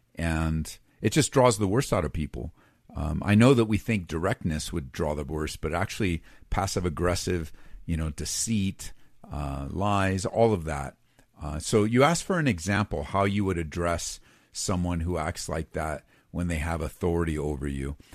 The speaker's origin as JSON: {"language": "English", "region": "Southern California", "country": "United States", "tie": "born or raised there", "also_born_or_lived": "middle of the United States", "moved": "yes", "said": "I grew up on the West Coast, Southern California"}